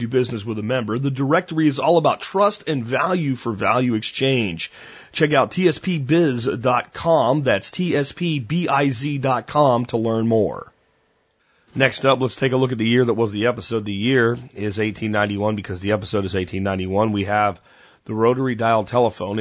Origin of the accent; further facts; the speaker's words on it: Jonestown, Pennsylvania, United States; when I was a kid growing up in Pennsylvania, the area we lived in was so rural